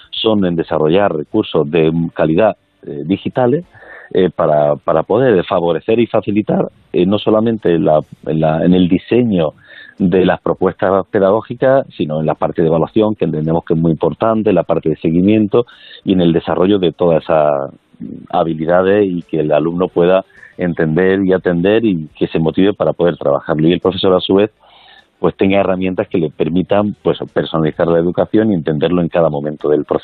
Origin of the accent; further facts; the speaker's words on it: Granada, Andalusia, Spain; como granadino